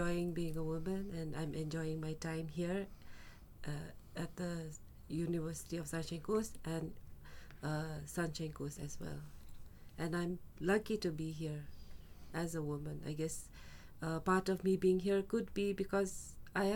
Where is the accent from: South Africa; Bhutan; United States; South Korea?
Bhutan; from Bhutan